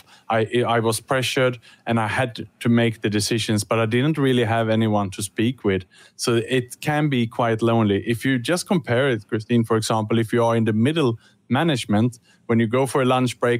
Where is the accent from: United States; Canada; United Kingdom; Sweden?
Sweden; now in Singapore; I'm working and living in Singapore, but I was born in Sweden